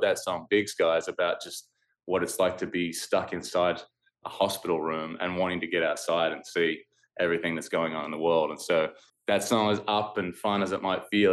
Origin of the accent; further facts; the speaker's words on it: Australia; moved away as an adult; now in United States; when I go back to Australia, the whole country feels like my hometown